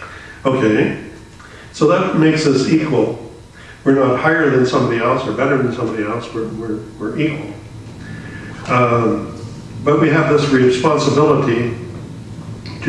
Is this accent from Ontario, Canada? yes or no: no; Saskatchewan, Canada; moved away; also born or lived in British Columbia; I was from Saskatchewan. That they used to call it Saskamush. Yeah, I was an outcast on earth. Very few friends in school